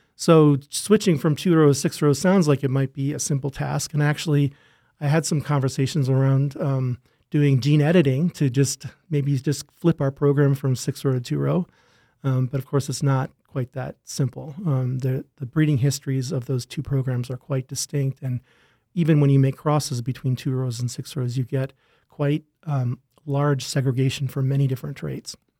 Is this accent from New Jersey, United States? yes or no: no; Rochester, Minnesota, United States; also born or lived in Wisconsin; I grew up in Rochester, Minnesota, not too far from here.